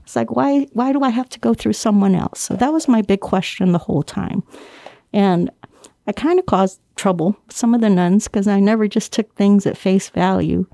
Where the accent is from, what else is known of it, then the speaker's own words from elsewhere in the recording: Guam; moved away; I was born and raised on Guam